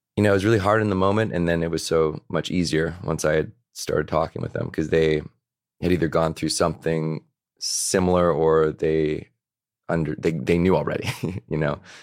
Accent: Victoria, British Columbia, Canada; I grew up in Victoria, B C. So that's, that's an, on an island off of Vancouver

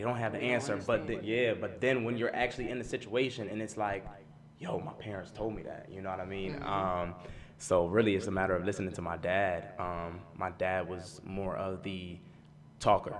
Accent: Ewing, New Jersey, United States; Born and raised in Ewing

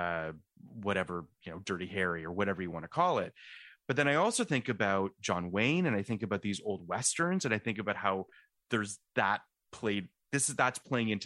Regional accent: Canada; now in United States; I'm a Canadian

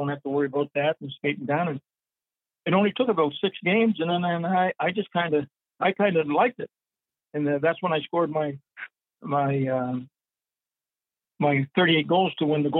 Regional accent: Fredericton, New Brunswick, Canada; moved away as an adult; I go back to my hometown, Fredericton

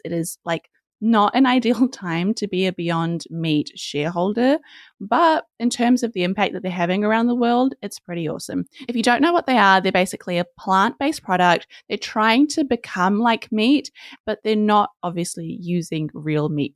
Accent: New Zealand; we're from New Zealand

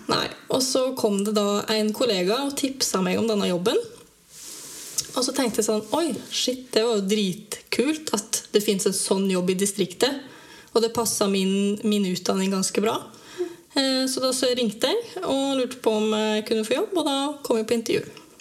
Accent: Dalen, Telemark, Norway; moved away as an adult; also born or lived in Grimstad; now in Seljord, Norway; Jeg er egentlig fra Dalen

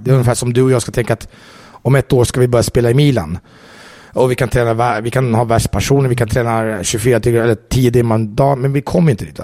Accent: Jordbro, Stockholm County, Sweden; moved away as an adult; now in Italy; jag är uppvuxen i Jordbro

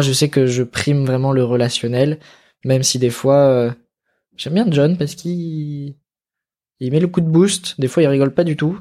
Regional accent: Grenoble, Auvergne-Rhône-Alpes, France; moved away; Je suis originaire de là-bas. J'ai grandi à Grenoble

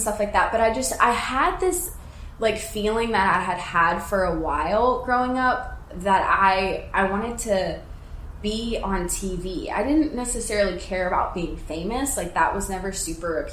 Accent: a small town outside Nashville, Tennessee, United States; moved away as an adult; now in Los Angeles, United States; I'm from the South, obviously, from, like, a small town outside Nashville.

